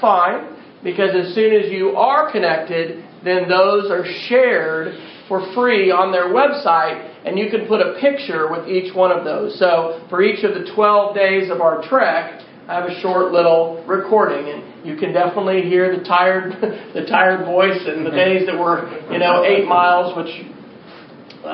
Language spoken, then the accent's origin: English; Manhattan, Kansas, United States; also born or lived in Edmond, Oklahoma; now in Oklahoma City, United States; I grew up in Manhattan, Kansas, and went to Philmont probably in 86 as a scout